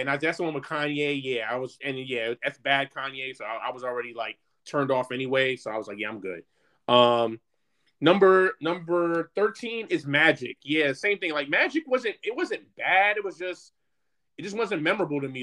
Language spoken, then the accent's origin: English; New York, United States; growing up in New York